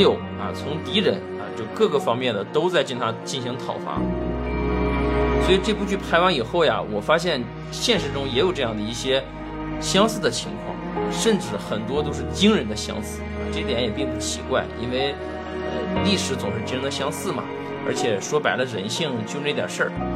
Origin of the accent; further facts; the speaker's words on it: China; 我们中国人